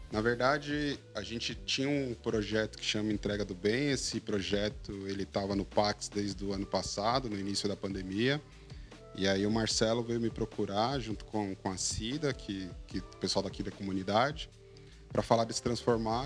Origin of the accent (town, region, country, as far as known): Brazil; born or raised there